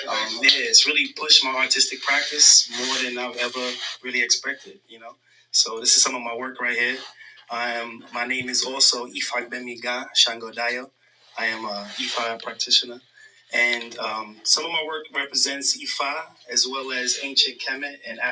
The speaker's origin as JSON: {"language": "English", "town": "New York City", "region": "New York", "country": "United States", "tie": "born or raised there", "said": "born and raised in Brooklyn, East Flatbush."}